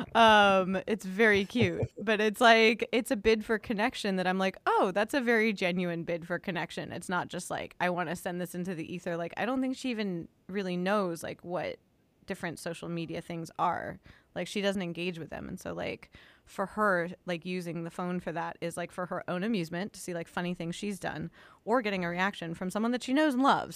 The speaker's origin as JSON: {"language": "English", "town": "Los Angeles", "region": "California", "country": "United States", "tie": "born or raised there", "said": "my hometown newspaper of the L A Times"}